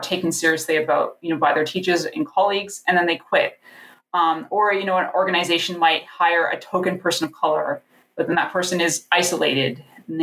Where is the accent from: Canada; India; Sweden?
Canada; Niagara region, Ontario; I grew up in the Niagara region. So it was sort of a trek to go to Toronto to see a show